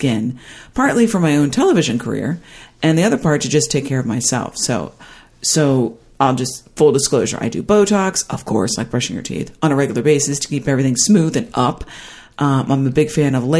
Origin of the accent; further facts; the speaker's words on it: Midwest, United States; moved away; I grew up in the Midwest, so it was conservative central